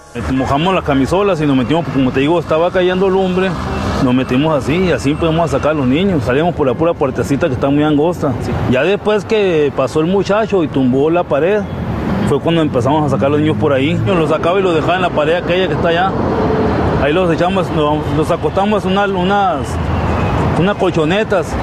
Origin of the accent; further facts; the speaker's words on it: Querétaro, Mexico; yo sigo siendo el queretano